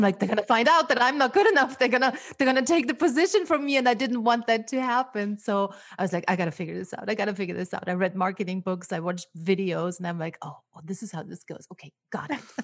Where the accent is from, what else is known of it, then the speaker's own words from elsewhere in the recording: Austria; first language German; English is a second language; moved away as an adult; now in Los Angeles, United States; I grew up in Austria, so my native tongue is, uh, German.